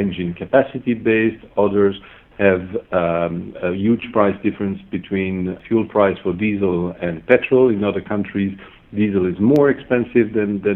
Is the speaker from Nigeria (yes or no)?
no; Belgium; moved away as an adult; also born or lived in Stuttgart; I started up with Mercedes-Benz in my home country in Belgium